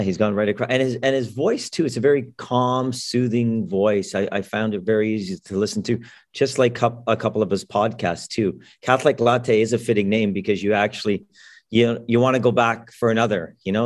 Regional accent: Toronto, Ontario, Canada; I grew up in Toronto

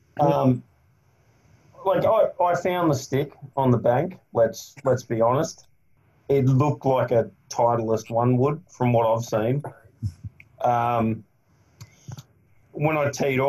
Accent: Queensland, Australia; I'm from Queensland

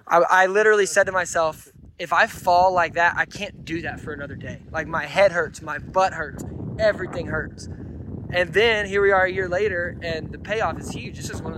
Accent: Alabama, United States; I didn't get to do it growing up in Alabama

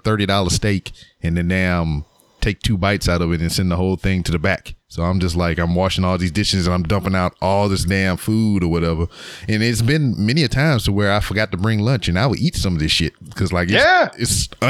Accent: Lake Charles, Louisiana, United States; No, I'm from Lake Charles. I'm from Louisiana.

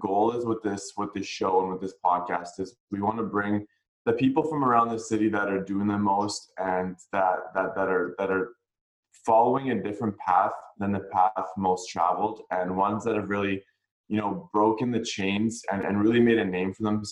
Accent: Vancouver, British Columbia, Canada; I'm born and raised in Vancouver, BC

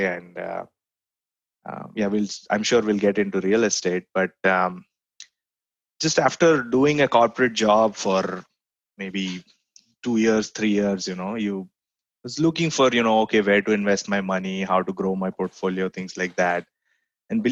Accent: Mumbai, Maharashtra, India; moved away as an adult; also born or lived in College Station, Texas; now in Austin, United States; I grew up in India, in Bombay specifically

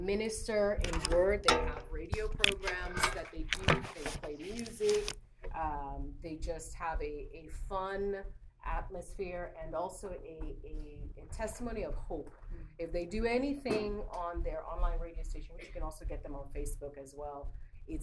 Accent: Nigeria; moved away; being Black or being Nigerian

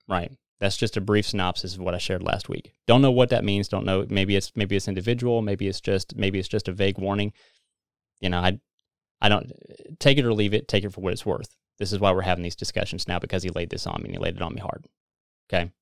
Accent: Missouri, United States; we're from Missouri

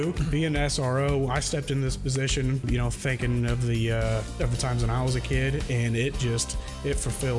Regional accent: Maroa, Illinois, United States; I came from Moreau Forsyth.

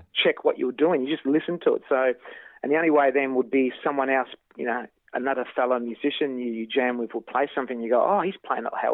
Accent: Kyabram, Victoria, Australia; also born or lived in Shepparton; I was born and bred in Kyabram

